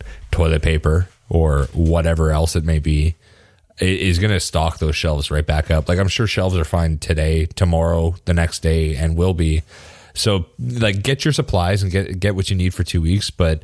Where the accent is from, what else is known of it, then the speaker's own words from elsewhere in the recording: Canmore, Alberta, Canada; I grew up in Canmore, in the mountains there